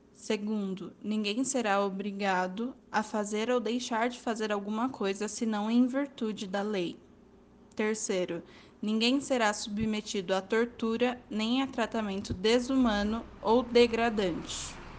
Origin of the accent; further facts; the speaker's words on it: Brazil; como brasileiro